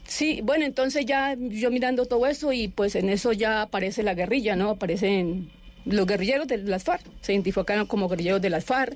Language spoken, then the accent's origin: Spanish; Palestina, Huila, Colombia; Yo soy de Palestina. Yo nací en, en Palestina, Huila.